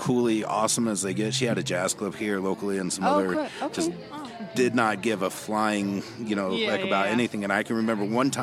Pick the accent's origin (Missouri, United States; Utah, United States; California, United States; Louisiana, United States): Utah, United States; growing up in Utah allowed me the empathy of what it was like to be a minority